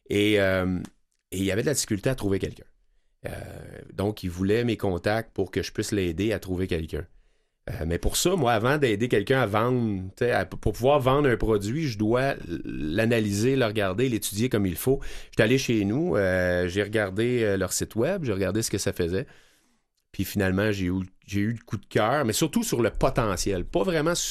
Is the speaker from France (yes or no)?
no; Cowansville, Quebec, Canada; c'est une fondation qui est à Knowlton, en Bromissiquois, puis, puis je, viens de là, je viens de Coandiville.